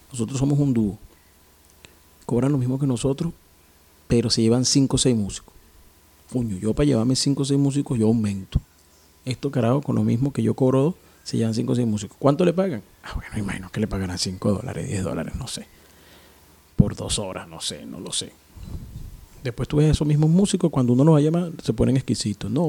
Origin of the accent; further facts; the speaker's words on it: Caracas, Capital District, Venezuela; now in Guayaquil, Ecuador; Recordando que … desde la ciudad de Guayaquil, en Ecuador. Pero soy de Caracas, Venezuela.